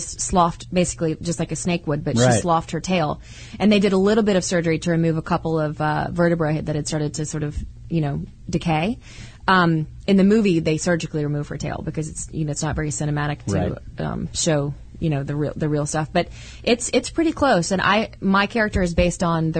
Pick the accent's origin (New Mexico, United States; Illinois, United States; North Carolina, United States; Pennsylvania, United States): North Carolina, United States; Winston-Salem; I'm from Winston-Salem